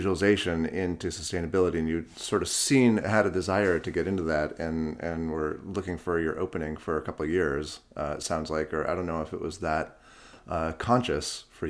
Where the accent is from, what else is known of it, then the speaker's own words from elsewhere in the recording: New York, United States; I interact with Uber in my hometown of New York